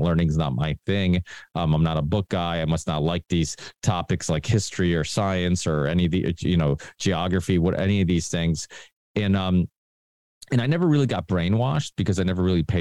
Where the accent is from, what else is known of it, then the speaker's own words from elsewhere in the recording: Ludlow, Massachusetts, United States; first language Portuguese; English is a second language; also born or lived in Portugal; I was born in Portugal, came here when I was four. And then when I came to America and ended up eventually living in Massachusetts